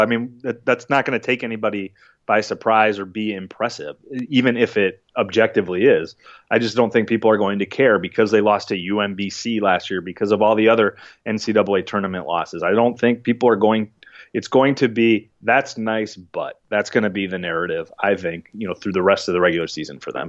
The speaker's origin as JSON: {"language": "English", "town": "Minneapolis", "region": "Minnesota", "country": "United States", "tie": "born or raised there", "also_born_or_lived": "Wisconsin", "said": "growing up in Minneapolis"}